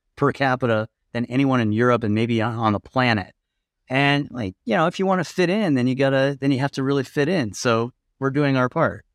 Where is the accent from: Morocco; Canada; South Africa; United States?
United States; Colorado; moved away as an adult; now in Lisbon, Portugal; we're from Colorado